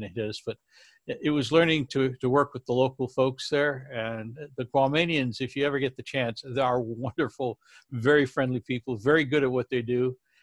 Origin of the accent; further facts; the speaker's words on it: San Francisco, California, United States; my hometown with you know, my friends and family